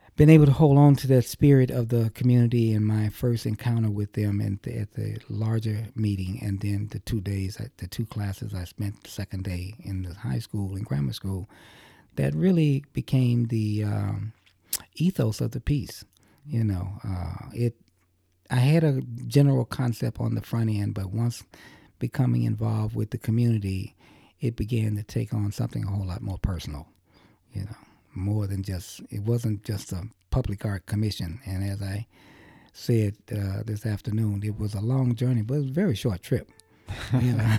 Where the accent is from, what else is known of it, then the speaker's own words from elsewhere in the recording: Chicago, Illinois, United States; growing up in Chicago